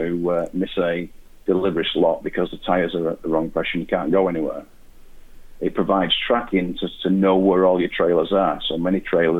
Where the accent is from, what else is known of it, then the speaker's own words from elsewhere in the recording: Wigan, North West England, United Kingdom; I'm from Wigan